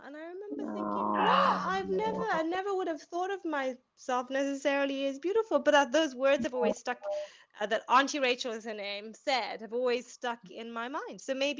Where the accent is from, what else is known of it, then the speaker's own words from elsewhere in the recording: Zambia; So I am born and bred in Zambia, but I went to an English boarding school.